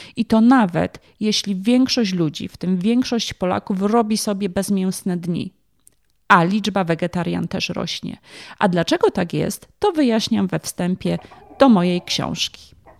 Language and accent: Polish; Kraków, Lesser Poland, Poland; pochodzę z Krakowa, więc w tym momencie odnoszę się właśnie do mojego rodzinnego miasta